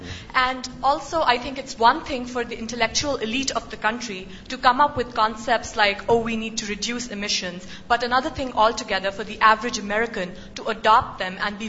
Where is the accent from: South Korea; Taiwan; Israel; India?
India; moved away as an adult; also born or lived in United States; I'm from India and I go to college in the United States. I'm spending a year at LSE.